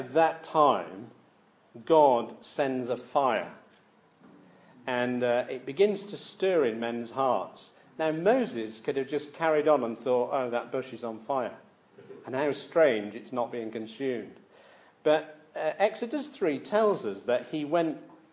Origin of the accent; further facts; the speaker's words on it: Manchester, North West England, United Kingdom; I grew up in Manchester